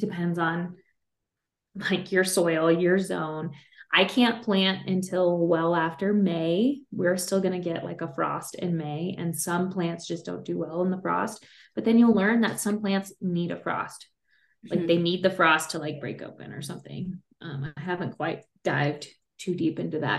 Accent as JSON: {"language": "English", "region": "Kentucky", "country": "United States", "tie": "born or raised there", "moved": "yes", "lives_now": "Colorado, United States", "said": "I grew up in Kentucky, so it's more of a horse farm."}